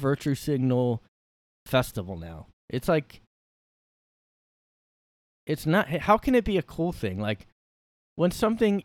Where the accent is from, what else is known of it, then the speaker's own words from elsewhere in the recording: Bridgeton, New Jersey, United States; I'm from South Jersey